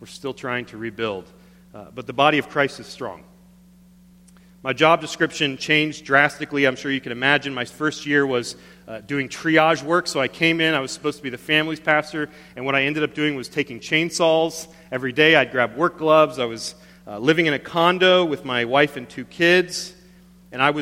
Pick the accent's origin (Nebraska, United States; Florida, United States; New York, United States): Florida, United States; Panama City; moved away as an adult; I moved to my hometown of Panama City, Florida, the Redneck Riviera.